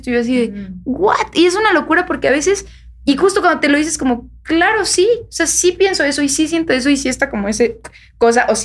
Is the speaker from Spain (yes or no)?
no; Mexico; aquí todos somos mexicanos.